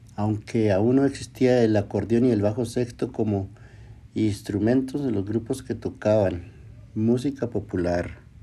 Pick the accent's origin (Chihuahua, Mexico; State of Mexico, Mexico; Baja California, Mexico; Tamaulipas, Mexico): Chihuahua, Mexico; now in Minersville, United States; yo soy de Chihuahua, soy norteño de corazón